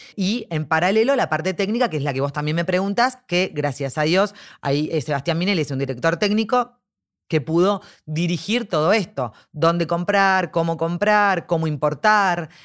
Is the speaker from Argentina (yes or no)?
yes; Argentina; nosotros como argentinos